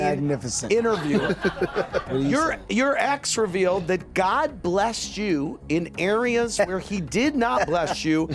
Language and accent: English; St. Louis, Missouri, United States; from my hometown of St. Louis